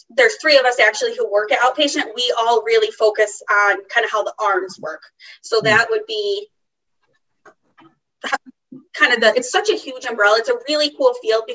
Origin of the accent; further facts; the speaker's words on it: Massachusetts, United States; I grew up in Massachusetts. I still live in Massachusetts.